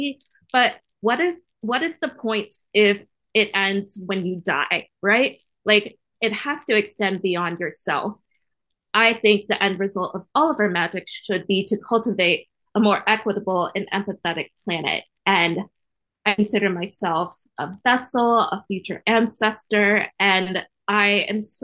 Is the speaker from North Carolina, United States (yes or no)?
no; Virginia, United States; I come from the sticks. I come from Virginia, right near the West Virginia line